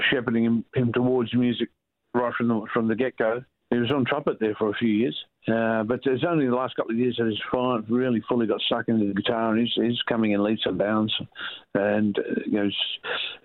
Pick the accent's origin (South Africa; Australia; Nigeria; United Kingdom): Australia; Alice Springs, Northern Territory; my hometown of Alice Springs